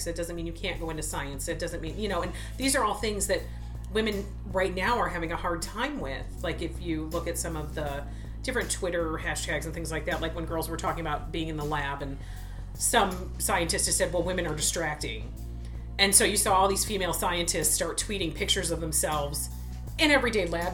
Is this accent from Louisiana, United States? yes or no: no; Niagara Falls, New York, United States; the tribe that I grew up in Niagara Falls, New York